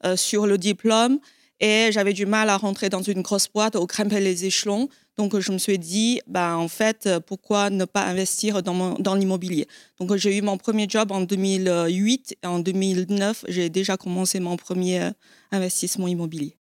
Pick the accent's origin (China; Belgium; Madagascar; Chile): China; moved away as an adult; now in France; j'ai quitté la Chine euh, à l'âge de 19 ans